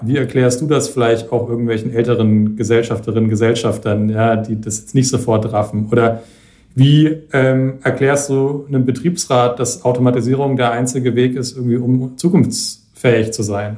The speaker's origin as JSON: {"language": "German", "area": "Franconia", "region": "Bavaria", "country": "Germany", "said": "in Franken zum Beispiel, wo ich herkomme"}